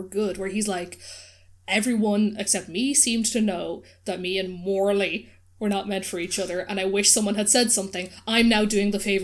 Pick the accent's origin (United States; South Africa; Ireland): Ireland; us as repressed Irish people